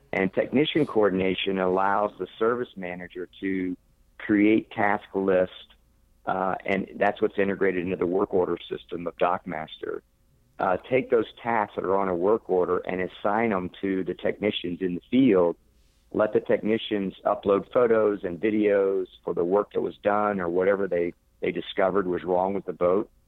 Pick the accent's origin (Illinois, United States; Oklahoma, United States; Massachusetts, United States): Oklahoma, United States; Pauls Valley; moved away as an adult; also born or lived in Norman, Oklahoma / Texas / New York / Washington D.C.; now in Florida, United States; I grew up in the in the Midwest, uh, okay. Uh, small town in, in Oklahoma, uh, in the United States, called Paul's Valley, uh, Oklahoma